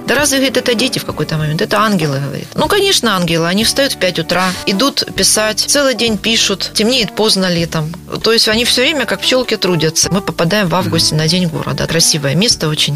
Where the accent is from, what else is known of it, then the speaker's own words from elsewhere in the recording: Grozny, Chechnya, Russia; also born or lived in Prague, Czechoslovakia; now in Rostov-on-Don, Russia; сама родом из Грозного